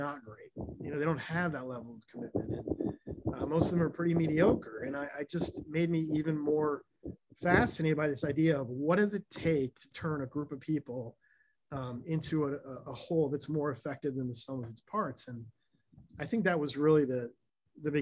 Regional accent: Ann Arbor, Michigan, United States; when I was young, I grew up in Michigan, Ann Arbor, Michigan

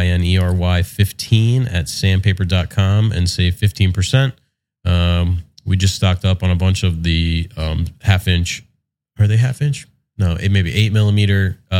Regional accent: West Windsor, New Jersey, United States; I grew up, you know, sort of near Trenton in West Windsor

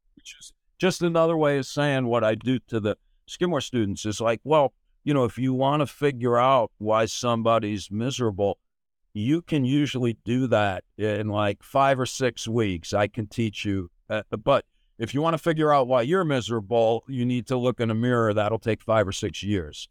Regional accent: United States; I grew up in America

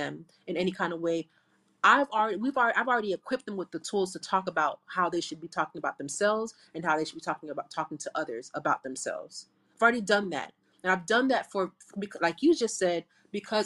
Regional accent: South Florida, United States; I'm from South Florida.

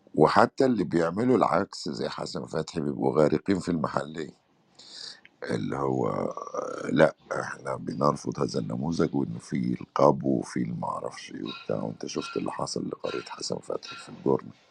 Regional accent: Upper Egypt, Egypt; اتربيت انا في الفتره اللي البنت في الصعيد

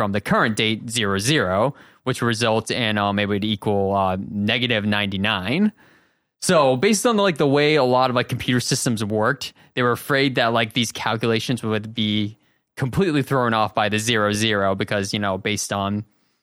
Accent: Massachusetts, United States; 15 male Massachusetts

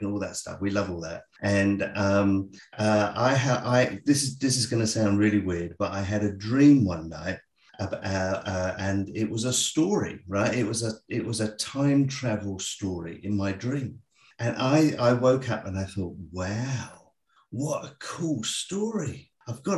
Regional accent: England, United Kingdom; moved away as an adult; now in Australia; I'm actually English.

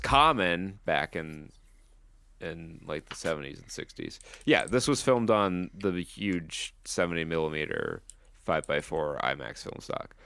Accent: United States

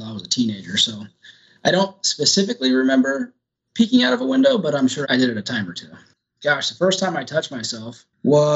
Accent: Arizona, United States; we grew up out here in Arizona and we always had a pool growing up

